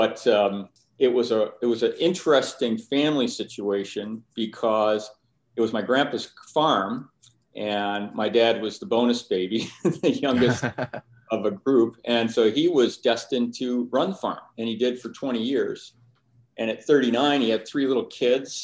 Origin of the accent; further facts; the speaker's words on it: Finger Lakes region, New York, United States; where I grew up in Finger Lakes region